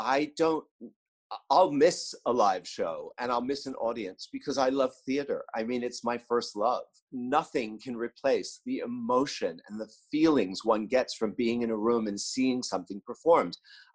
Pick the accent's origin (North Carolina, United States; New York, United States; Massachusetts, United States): New York, United States; my fashion life as a New Yorker